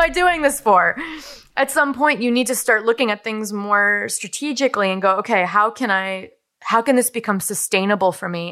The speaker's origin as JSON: {"language": "English", "region": "Wisconsin", "country": "United States", "tie": "born or raised there", "said": "I built a house on the land where I grew up"}